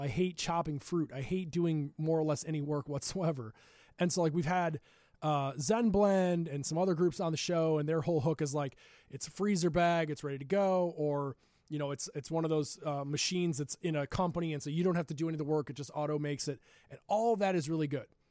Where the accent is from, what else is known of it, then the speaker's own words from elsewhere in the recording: Glen Ellyn, Illinois, United States; We grew up together in Glen Ellen